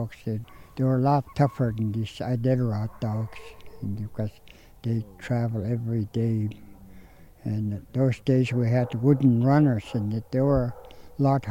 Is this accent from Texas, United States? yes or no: no; Koyukuk, Alaska, United States; I'm from Kayakuk. I was born in a fish camp.